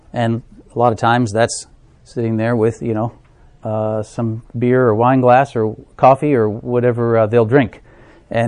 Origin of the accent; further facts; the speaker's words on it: Minnesota, United States; moved away as an adult; I'm from Minnesota, a land of 10,000 lakes and 1,000 fish, where summer is 3 weeks of bad hockey. But we've lived here since 2000